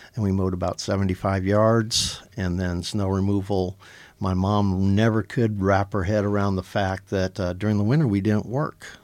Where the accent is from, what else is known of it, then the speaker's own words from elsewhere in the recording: Aurora, Nebraska, United States; Aurora, basically is where I was born and raised